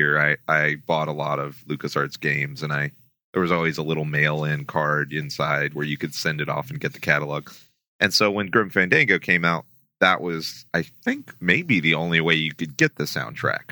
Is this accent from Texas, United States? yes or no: yes; Houston, Texas, United States; I grew up in Houston